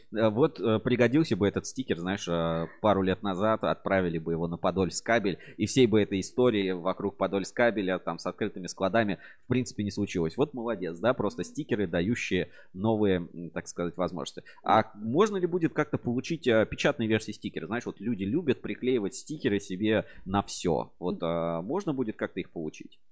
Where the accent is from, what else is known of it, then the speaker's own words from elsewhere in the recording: Kamyshin, Volgograd Oblast, Russia; предприятие в родном городе